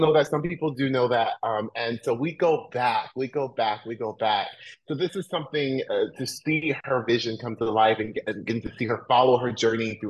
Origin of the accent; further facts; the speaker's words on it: Orlando, Florida, United States; moved away; I grew up in Orlando, Florida